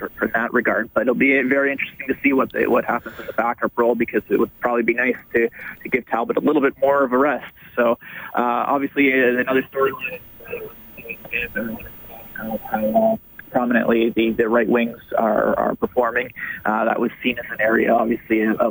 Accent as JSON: {"language": "English", "area": "just outside of Toronto", "region": "Ontario", "country": "Canada", "tie": "born or raised there", "also_born_or_lived": "Ottawa / Fort McMurray / Saskatoon", "moved": "as an adult", "said": "I grew up in just outside of Toronto"}